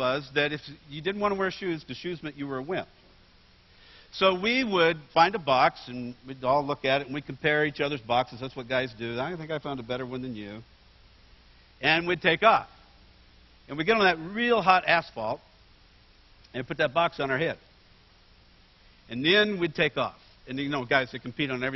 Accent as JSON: {"language": "English", "town": "Bakersfield", "region": "California", "country": "United States", "tie": "born or raised there", "also_born_or_lived": "Oregon", "moved": "yes", "said": "I grew up in Bakersfield, California"}